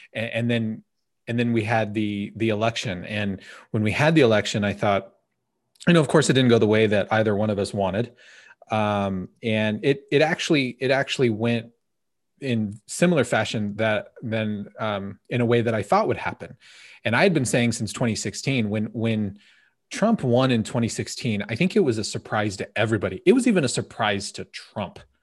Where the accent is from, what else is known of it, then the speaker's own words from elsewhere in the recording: United States; As an American